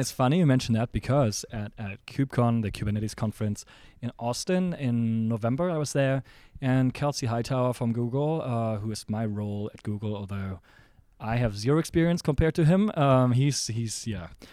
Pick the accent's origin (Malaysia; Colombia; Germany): Germany; also born or lived in San Francisco, United States; now in Seattle, United States; my hometown in Germany